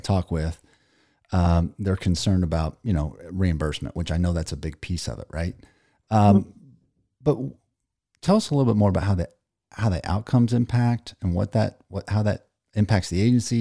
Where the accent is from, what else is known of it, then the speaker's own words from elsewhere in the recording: Ozark, United States; I'm from Ozark